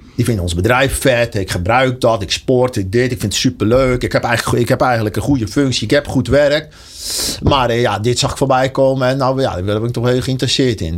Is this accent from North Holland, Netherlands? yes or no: yes; Enkhuizen, North Holland, Netherlands; moved away as an adult; now in Deurne, Netherlands; ik eh, kom oorspronkelijk uit Enkhuizen